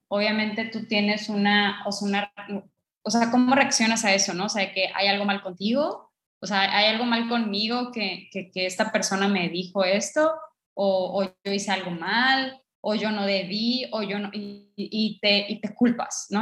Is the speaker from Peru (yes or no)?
no; northern Mexico, Mexico; yo soy mexicana, pero eh, yo soy norteña